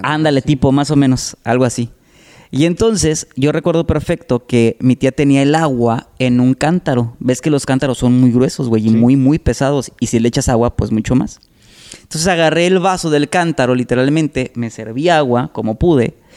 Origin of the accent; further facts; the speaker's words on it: Salamanca, Guanajuato, Mexico; moved away as an adult; now in Tampico, Mexico; Yo soy de Salamanca, Guanajuato. Eh, allá viví 18 años y tengo ya 19, casi 20 años viviendo aquí en Tampico.